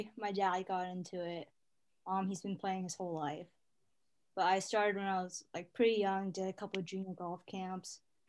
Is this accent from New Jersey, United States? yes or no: no; Manhattan Beach, California, United States; moved away; I'm from Manhattan Beach, California.